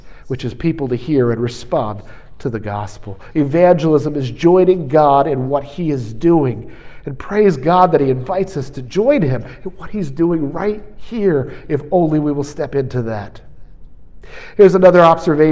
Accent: New York, United States; I'm from New York

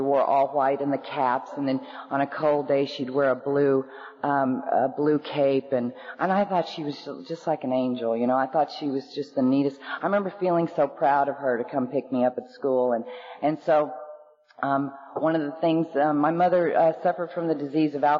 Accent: Oklahoma, United States; also born or lived in Norman, Oklahoma; born in Oklahoma to two normal alcoholics

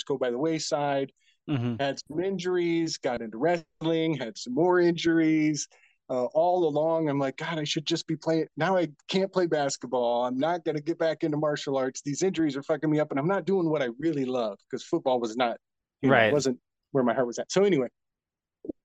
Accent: Indiana, United States; I'm from Indiana. I'm a Hoosier

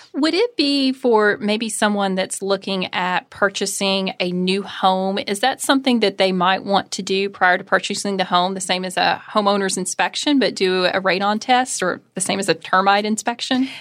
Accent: Kentucky, United States; growing up in Kentucky

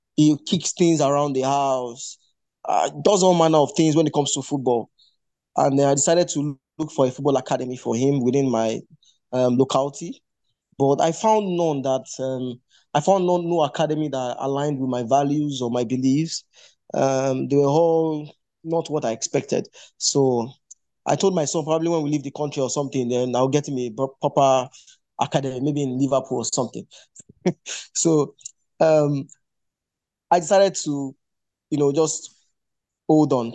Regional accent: Ijebu, Ogun State, Nigeria; moved away as an adult; also born or lived in Lagos, Nigeria; our academy is located in Ijebu, at ijebu currently

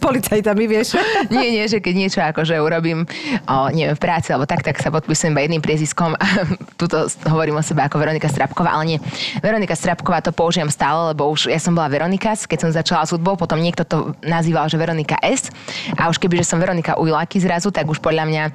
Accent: Dunajská Streda, Trnava Region, Slovakia; accent: slight Hungarian accent; also born or lived in England; ja som z Donetskej stredy

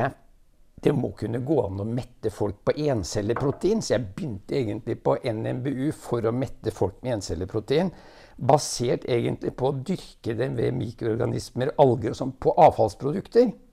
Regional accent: Rygge, Østfold, Norway; also born or lived in Nesbyen, Hallingdal / Jeløya, Moss; vokste jeg opp først på Larkollen, og så i Rygge, og så i Råde

